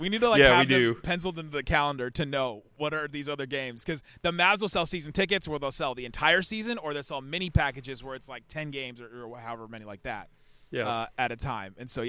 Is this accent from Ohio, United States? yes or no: yes; Ohio, United States; Maybe this is not a Texas thing, but I grew up in Ohio